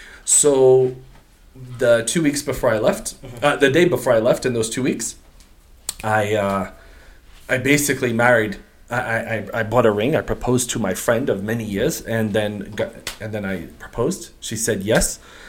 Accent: Portugal; English is a second language; also born or lived in United States; I'm a Portuguese. I'm Portuguese, but I'm not related to Ronaldo.

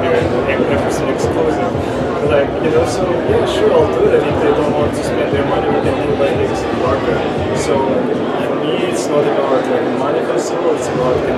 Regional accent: Russia; also born or lived in Ukraine / United States; now in Miami, United States; I was born in Russia, but my parents are Ukrainian, so like I'm half Russian, half Ukrainian

